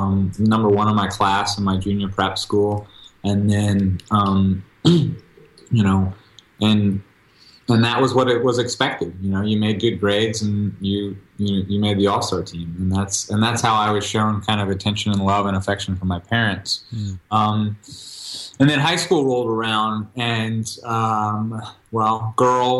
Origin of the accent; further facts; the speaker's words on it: Texas, United States; I'm originally from Texas